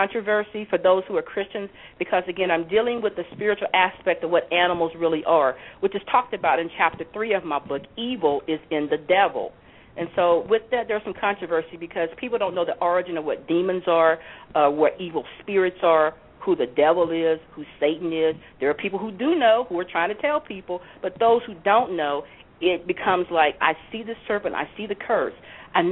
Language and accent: English; Louisiana, United States; also born or lived in Ohio; my home state of Louisiana